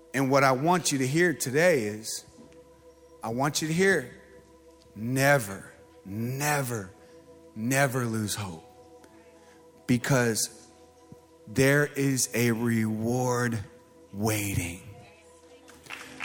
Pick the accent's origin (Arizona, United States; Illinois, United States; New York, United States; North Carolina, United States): Arizona, United States; Mesa; I'm from Mesa.